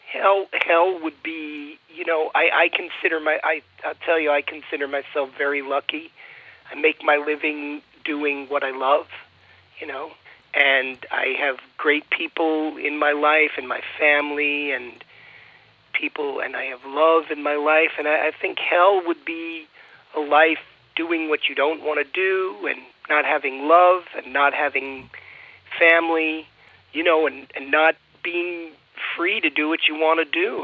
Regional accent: United States; I identify myself strongly as an American

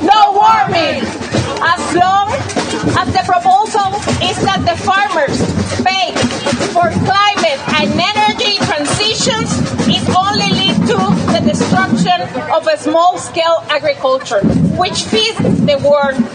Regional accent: Puerto Rico; I'm from Borinquen, Puerto Rico, agroecological peasant, activist, and member of the National Coordination of Organización Boricua, that is part of La Vía Campesina.

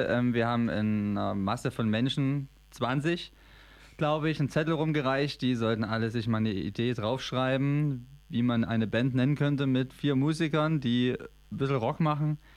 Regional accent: Dresden, Saxony, Germany; bin 22, 32 Jahre, bin gebürtiger Dresdner.

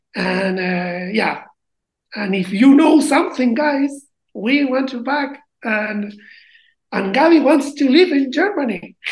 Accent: Chile; English is a second language

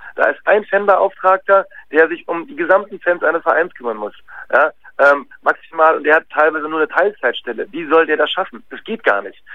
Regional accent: Cologne, North Rhine-Westphalia, Germany; Ich bin selber gebürtiger Kölner

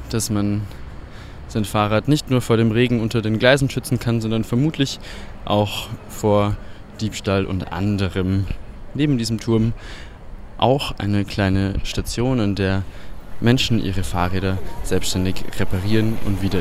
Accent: Ulm, Baden-Württemberg, Germany; Äh, ich komme aus Ulm und der Bahnhof dort ist eine Katastrophe

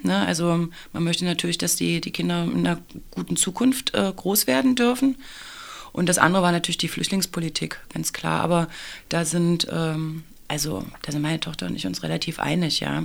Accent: Saxony-Anhalt, Germany; moved away as an adult; now in Leipzig, Germany; Ich bin tatsächlich eine Wahlleipzigerin. Ich komme ursprünglich aus dem Sachsen-Anhaltinischen und bin aber gleich nach dem Abitur nach Leipzig gekommen

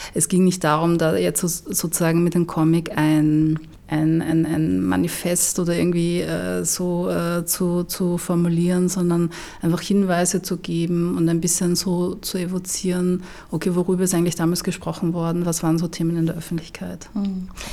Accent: Vienna, Austria; ich komme aus Wien

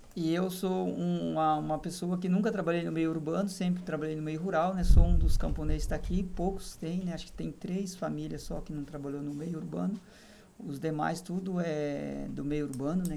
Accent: Mato Grosso, Brazil; also born or lived in Paraná; now in São Paulo, Brazil; eu morei no Paraná e depois morei no Mato Grosso. Fui criado no Mato Grosso.

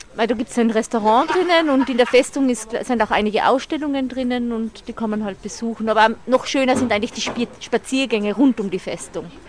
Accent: Innsbruck, Tyrol, Austria; ich bin aus Innsbruck

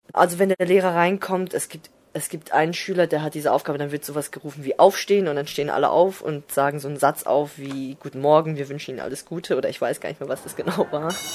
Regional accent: Germany; also born or lived in China / Freiburg; Ich bin in Deutschland geboren

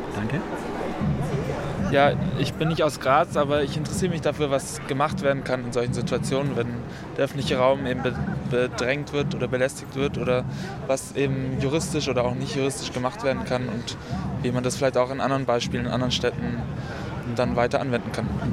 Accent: Tübingen, Baden-Württemberg, Germany; ich komme aus Tübingen

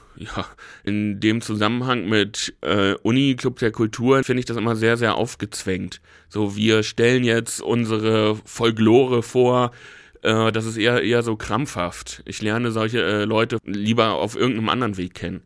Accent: Nienburg, Lower Saxony, Germany; moved away as an adult; now in Chemnitz, Germany; Geboren bin ich in Nienburg an der Weser, das ist zwischen Bremen und Hannover direkt da auf dem flachen Land im Nirgendwo.

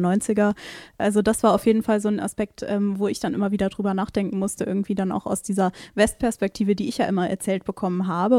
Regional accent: Lübeck, Schleswig-Holstein, Germany; now in Rostock, Germany; ich komme ja jetzt gebürtig aus Schleswig-Holstein

